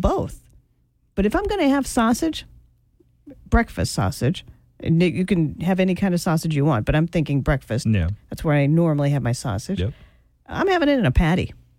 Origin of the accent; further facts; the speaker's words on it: Idaho, United States; growing up in Idaho, we raised 200 chickens one year